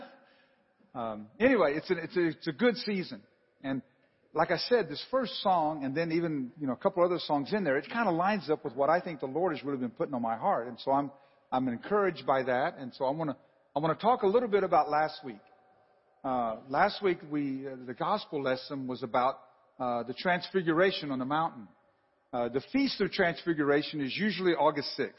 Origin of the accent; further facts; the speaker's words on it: the South, United States; I am from the South.